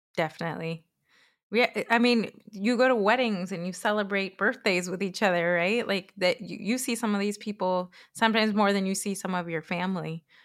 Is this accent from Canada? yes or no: no; Chile; also born or lived in Florida, United States / Pennsylvania, United States; now in Minnesota, United States; I was born in Chile, in South America